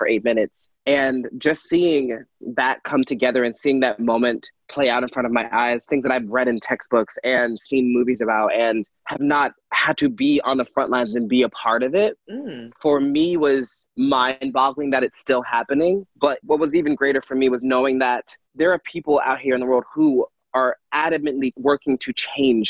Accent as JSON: {"language": "English", "town": "Philadelphia", "region": "Pennsylvania", "country": "United States", "said": "I was from Philadelphia"}